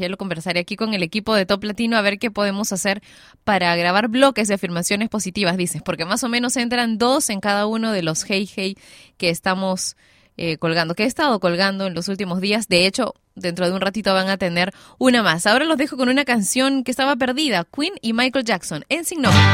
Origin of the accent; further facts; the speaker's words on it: Peru; en mi país